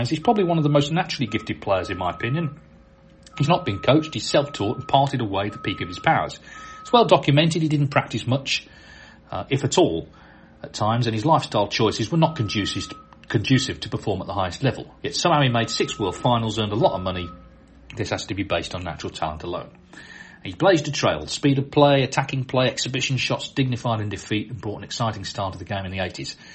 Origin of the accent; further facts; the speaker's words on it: London, United Kingdom; now in Guatemala; When I was a boy growing up in London, I used to love watching snooker on TV